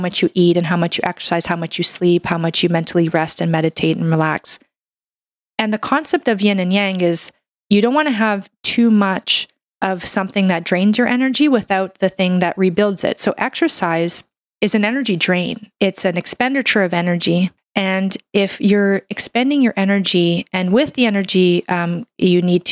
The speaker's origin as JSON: {"language": "English", "country": "Canada", "said": "I'm a Canadian medical doctor"}